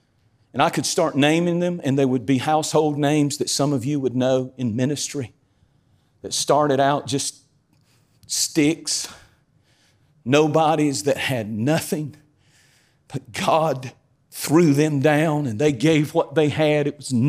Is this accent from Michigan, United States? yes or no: no; North Carolina, United States; I'm as country as cornbread. I'm from Eastern North Carolina. I lived in a cornfield.